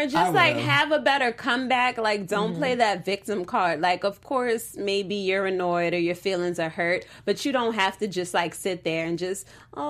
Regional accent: New Orleans, Louisiana, United States; now in Los Angeles, United States; I'm from New Orleans

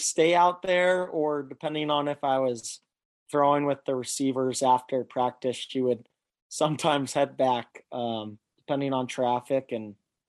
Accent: New Buffalo, Michigan, United States; also born or lived in Chicago / Valparaiso; So I started playing in New Buffalo, Michigan. I was born in Chicago, and then we had moved to Indiana, Valparaiso, and then from there we moved to New Buffalo shortly after.

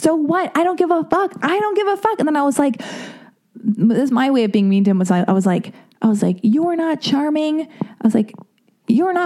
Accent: United States; I'm American

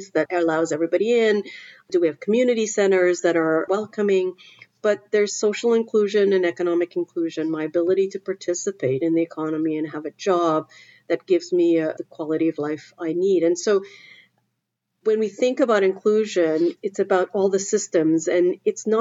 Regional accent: Trinidad & Tobago; now in Canada; I grew up in the Caribbean in Trinidad

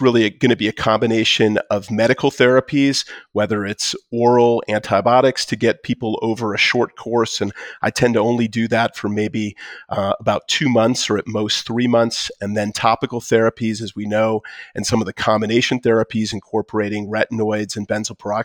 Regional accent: Detroit, Michigan, United States; now in Colorado, United States; I'm from Detroit

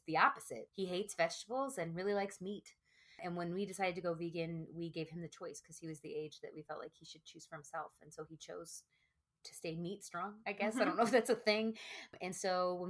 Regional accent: the South, Texas, United States; born and raised in the South, talking like Texas

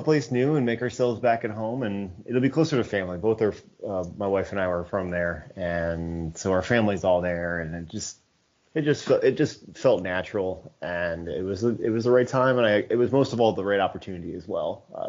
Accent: Chicago, Illinois, United States; moved away as an adult; now in North Carolina, United States; I'm originally from the Chicago area, born and raised.

